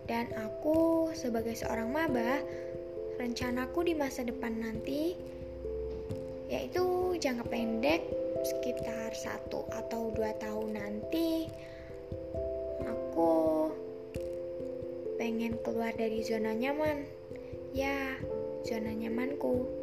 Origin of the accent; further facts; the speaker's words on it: Lampung, Indonesia; Asalku dari Lampung Tengah.